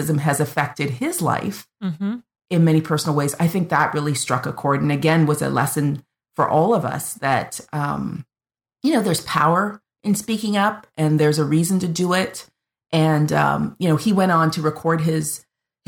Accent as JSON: {"language": "English", "country": "Canada", "said": "I'm the Canadian"}